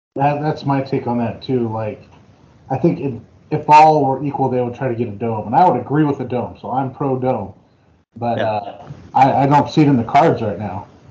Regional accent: Ohio, United States; moved away as an adult; also born or lived in Illinois; I was from Ohio

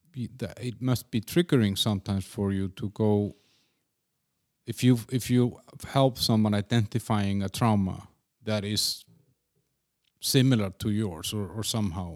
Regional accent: Iceland; also born or lived in Denmark; now in Prague, Czechia; I'm from Iceland, then I lived in Denmark

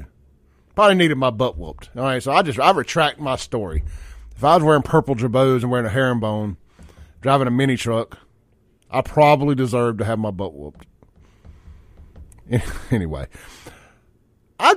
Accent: Jackson, Mississippi, United States; a Jacksonian

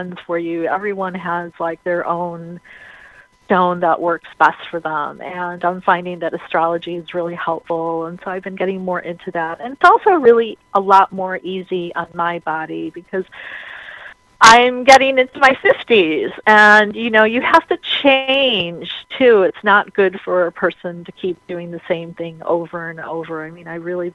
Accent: Chicago, Illinois, United States; I was born here in Chicago on Chicago's birthday, and I'm a twin

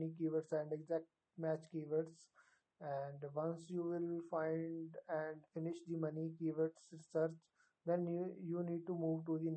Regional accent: India; I am from India

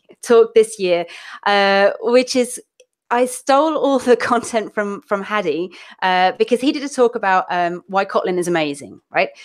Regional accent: London, United Kingdom; accent: London accent mixed with Manchester vowels; people think Australian; moved away as an adult; also born or lived in Manchester (family); now in Seville, Spain; my family's from uh, Manchester, but I grew up down south, so I'm kind of more or less from London-ish.

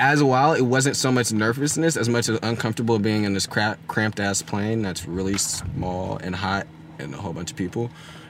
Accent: Richmond, California, United States; I'm a poet from Richmond, also an activist all over the Bay Area

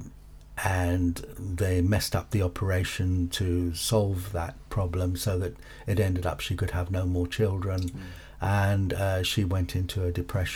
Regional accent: Cape Town, Western Cape, South Africa; now in United Kingdom; I was born in Cape Town, South Africa, Wynberg to be precise

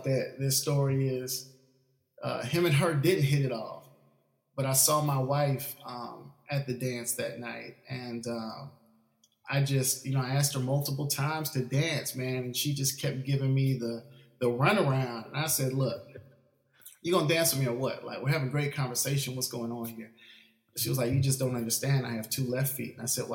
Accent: Orlando, Florida, United States; moved away as an adult; also born or lived in Tallahassee, Florida / Valdosta, Georgia; now in Atlanta, United States; I grew up down in Orlando, Florida

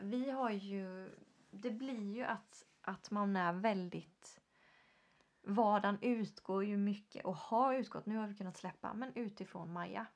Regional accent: Sweden; vi som svenskar

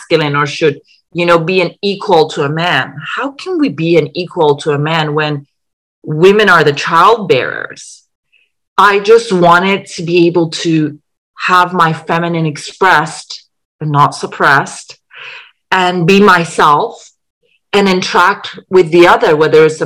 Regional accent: Iran; moved away; also born or lived in England; I was born in Iran

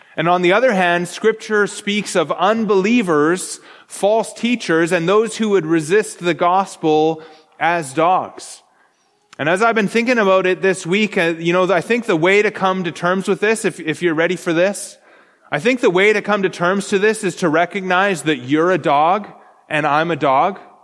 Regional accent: Canada; I'm Canadian

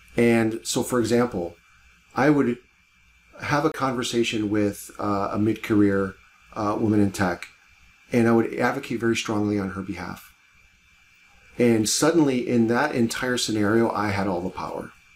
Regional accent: Cleveland, Ohio, United States; I grew up in Cleveland, Ohio

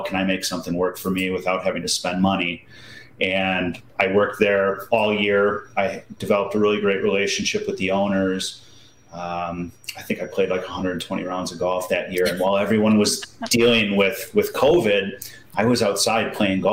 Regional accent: Wisconsin, United States; also born or lived in Michigan / Germany; moved to Wisconsin in grade school

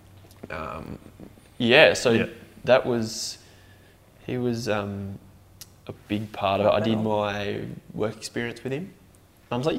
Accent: Wagga Wagga, New South Wales, Australia; born or raised there; moved away as an adult; also born or lived in Melbourne; now in Tumut, Australia

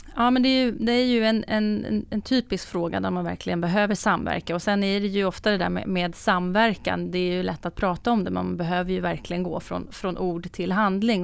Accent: Stockholm, Stockholm County, Sweden; som stockholmare

